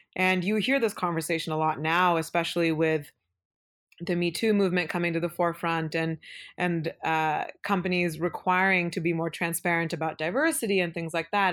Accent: Beaverton, Oregon, United States; first language Kannada; English is a second language; also born or lived in Udupi, Karnataka, India; I grew up in Beaverton, which is a suburb of Portland

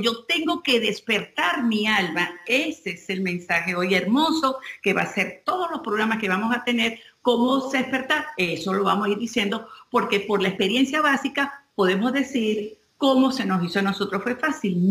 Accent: Venezuela; nosotros que somos venezolanos

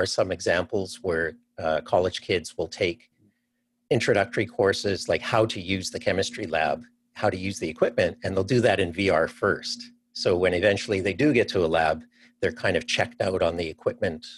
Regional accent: Canada; moved away as an adult; also born or lived in Cleveland, Ohio; now in Seattle, United States; I'm actually from Canada

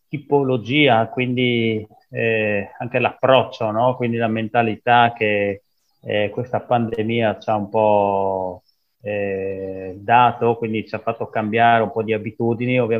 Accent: Cusignacco, Friuli-Venezia Giulia, Italy; vengo da Cusignacco, piccolo paese vicino a Udine.

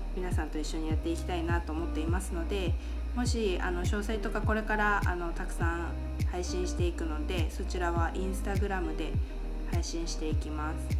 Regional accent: Japan; also born or lived in United States / Taiwan; 私は日本の田舎で育ち

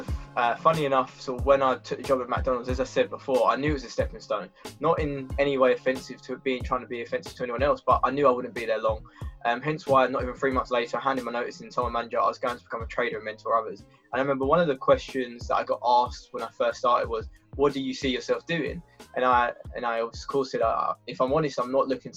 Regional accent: Essex, East of England, United Kingdom; moved away as an adult; now in Brighton, United Kingdom; originally I'm from Essex

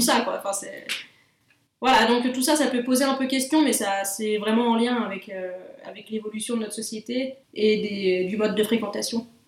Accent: Bellevaux, Auvergne-Rhône-Alpes, France; moved away as an adult; also born or lived in Belgium; je suis née en Haute-Savoie et euh, j'ai grandi dans le massif du Chablais, dans un petit village de montagne qui s'appelle Bellevaux

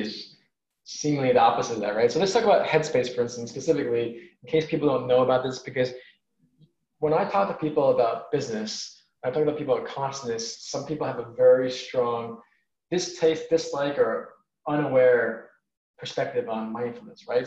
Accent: New York City, New York, United States; I'm from New York City, and I would I lived in a place called Woodside, Queens, which is four miles east of Manhattan.

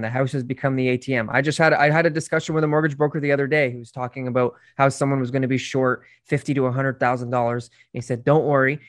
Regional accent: Canada; my family came here in the fifties, so, you know, they dealt with those hardships for, for being Irish many, many years ago

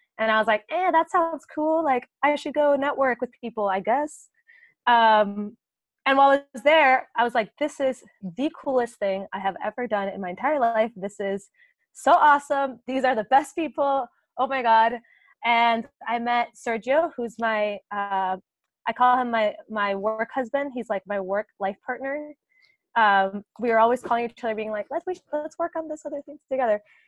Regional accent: Puerto Rico; moved away as an adult; also born or lived in Boston, United States; now in London, United Kingdom; I am from Puerto Rico and I grew up there

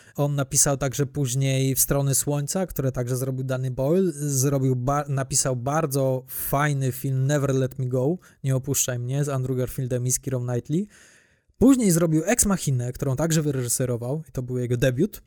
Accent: Łódź, Łódź Voivodeship, Poland; u nas w Łodzi

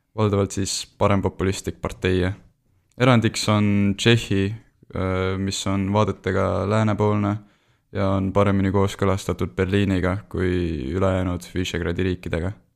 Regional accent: Tartu, Tartu County, Estonia; ma olen pärit Tartust

